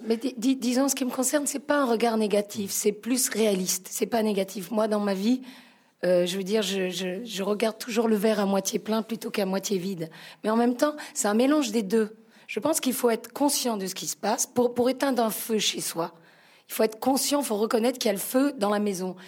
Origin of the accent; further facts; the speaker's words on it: Marseille, Provence-Alpes-Côte d'Azur, France; Je suis italienne, marseillaise